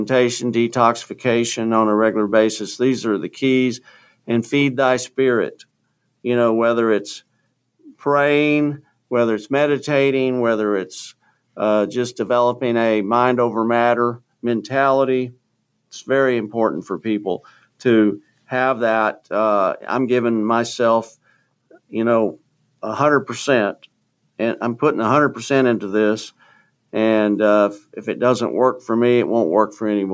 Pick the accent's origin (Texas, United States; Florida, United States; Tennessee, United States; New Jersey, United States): Texas, United States; Houston; moved away; getting down to Houston, my hometown